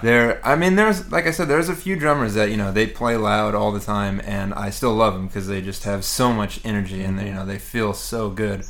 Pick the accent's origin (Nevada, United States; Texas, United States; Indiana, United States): Texas, United States; Houston; moved away as an adult; now in New York City, United States; I grew up in Houston, Texas, and uh, moved to New York to go to the City College of New York